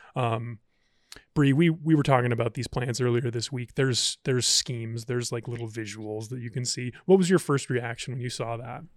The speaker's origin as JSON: {"language": "English", "town": "Columbus", "region": "Ohio", "country": "United States", "tie": "born or raised there", "moved": "yes", "said": "when I was thirteen years old growing up in Columbus, Ohio"}